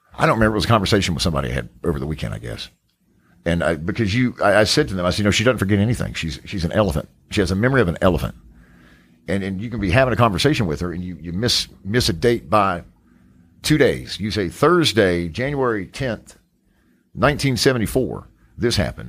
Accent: Charlotte, North Carolina, United States; just outside of, uh, of Charlotte, North Carolina, my hometown.

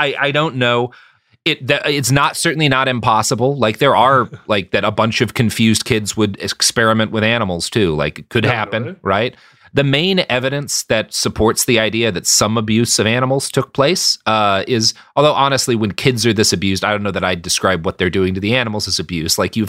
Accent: Texas, United States; I come from Texas. I grew up on a cow farm.

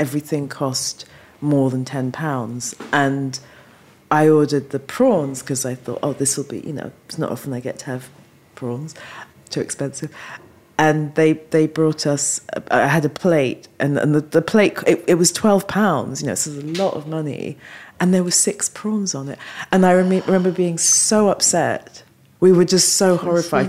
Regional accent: London, United Kingdom; also born or lived in Falmouth; I was born and raised in London

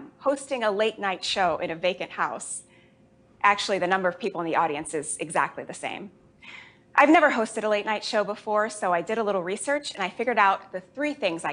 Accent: Jamaica; I was born in Jamaica. My whole family is Jamaican

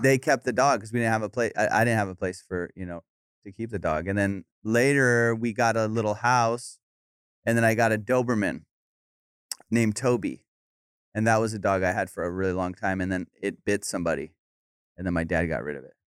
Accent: Orange County, California, United States; also born or lived in Iran; I grew up in Orange County. I mean, I was born in Iran, and I moved to Orange County when I was, like, five

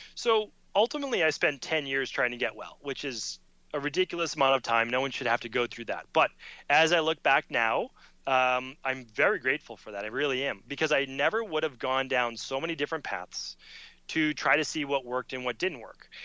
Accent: Medford, Massachusetts, United States; I'm growing up in Medford, Massachusetts

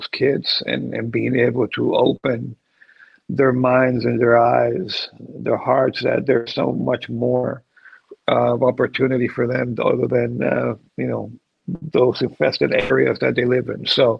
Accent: Puerto Rico; I grew up in Puerto Rico. I see the ocean every day.

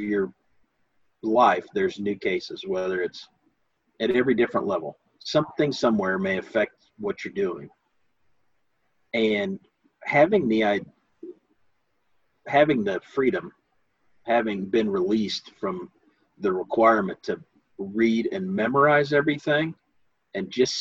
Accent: United States; growing up in America

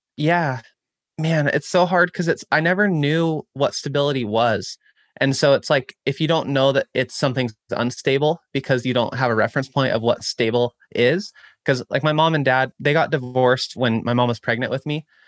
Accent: Chico, California, United States; my hometown of Chico, California

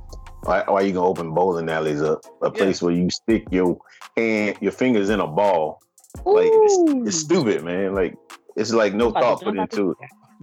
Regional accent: Atlanta, Georgia, United States; moved away; in Atlanta, my hometown

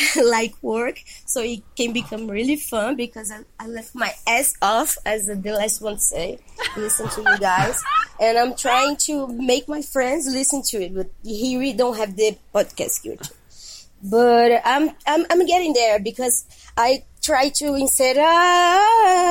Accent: Brazil; English is a second language; from Brazil

